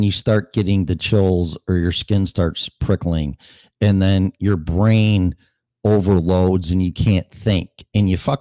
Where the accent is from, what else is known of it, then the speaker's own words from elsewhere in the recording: Streamwood, Illinois, United States; also born or lived in Des Plaines, Illinois / Davis Junction, Illinois / Las Vegas; my hometown, Streamwood, Illinois